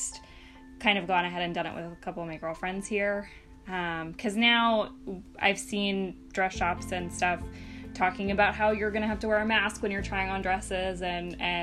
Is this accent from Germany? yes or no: no; the South, United States; now in Bay Area, United States; We're both from the South, but from different states. All of our families are down there